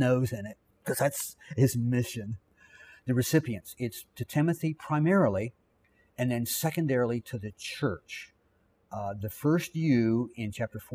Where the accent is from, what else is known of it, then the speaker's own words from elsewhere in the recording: Virginia, United States; I grew up here in Virginia